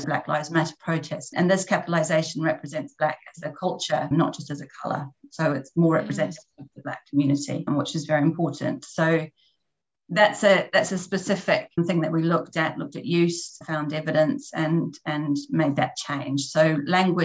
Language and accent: English; New Zealand; moved away; I'm from New Zealand originally. But I've lived in different countries teaching English